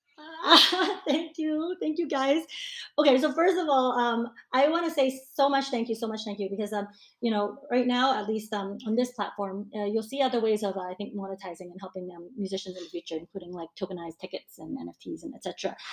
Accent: United States; moved away as an adult; now in Hong Kong; born and raised in the U.S.

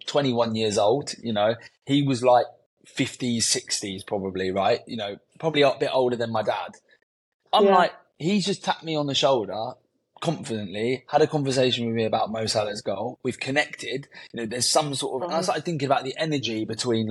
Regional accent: London, United Kingdom; I'm born and raised in Southwest London

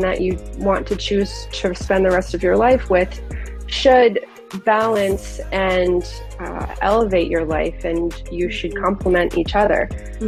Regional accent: Florida, United States; growing up in Florida, I am quite the Disney girl

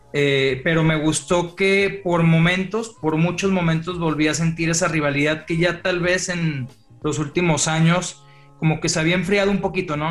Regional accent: Mexico; como mexicano

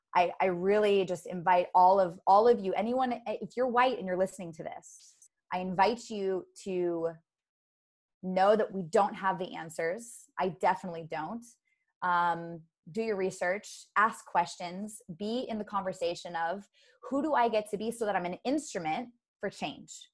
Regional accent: United States; i was born in america so i'm an american

